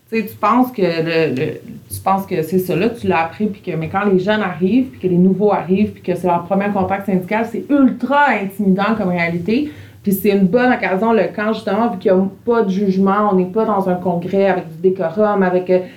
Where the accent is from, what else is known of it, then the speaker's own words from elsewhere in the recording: Montreal, Quebec, Canada; Tu sais, moi, je suis une Montréalaise, j'habite premier étage Verdun, pas beaucoup de bois autour de chez nous.